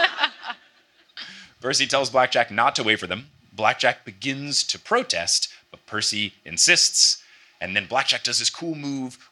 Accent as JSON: {"language": "English", "region": "New Jersey", "country": "United States", "tie": "born or raised there", "said": "my home state"}